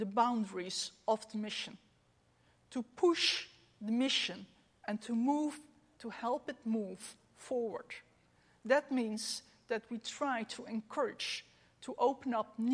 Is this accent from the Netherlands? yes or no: yes; Netherlands; We are in Europe. We are from the Netherlands